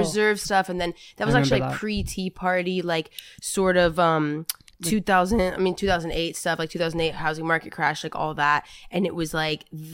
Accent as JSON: {"language": "English", "region": "Texas", "country": "United States", "tie": "born or raised there", "said": "I grew up in Texas"}